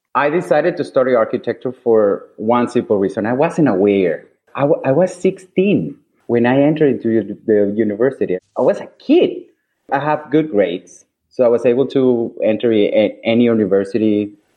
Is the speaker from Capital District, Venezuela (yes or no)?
yes; Caracas, Capital District, Venezuela; moved away as an adult; also born or lived in Milan, Italy; now in New York City, United States; I'm originally from Caracas, Venezuela.